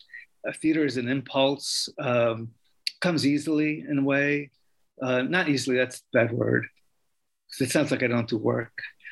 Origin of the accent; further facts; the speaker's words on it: New York, United States; But as a young Puerto Rican, you know, growing up in New York, he was a hero, as was the Cuban Revolution